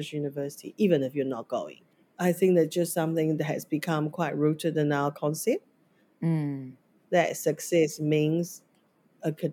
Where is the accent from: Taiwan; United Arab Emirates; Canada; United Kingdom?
Taiwan; now in New Zealand; growing up in Taiwan education system